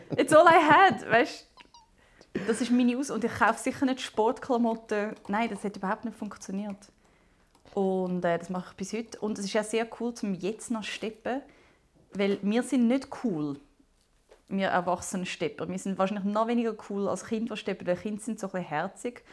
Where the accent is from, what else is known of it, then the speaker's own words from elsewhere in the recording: Zumikon, Zurich, Switzerland; aber ich bin bis 17 noch in Zumike gsi.